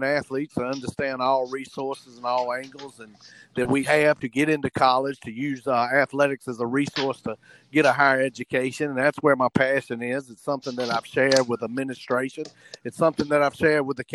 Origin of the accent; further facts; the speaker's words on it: Southern, United States; accent: Southern; my accent is a little stronger than other people's as far as Southern.